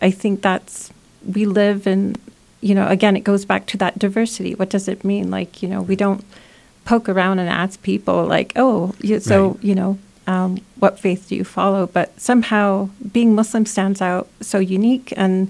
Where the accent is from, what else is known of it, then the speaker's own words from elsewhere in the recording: United States; So being American, I feel, you know, invested in putting my time in community and efforts and practicing my own empathy for the care of my neighbor and my friends, my family.